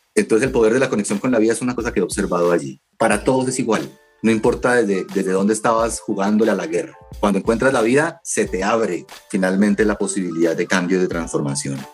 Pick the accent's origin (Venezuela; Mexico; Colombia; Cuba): Colombia; como colombiano